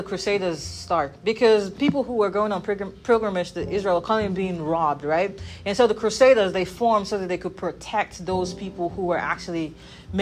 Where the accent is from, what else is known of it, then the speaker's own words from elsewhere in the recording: Nigeria; moved away; I come from Nigeria.